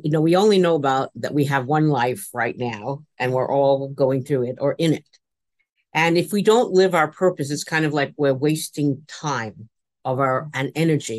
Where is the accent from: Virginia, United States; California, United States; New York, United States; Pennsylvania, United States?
New York, United States; New York City; I grew up in the Bronx, and that was part of my life because I was born in New York City in a tenement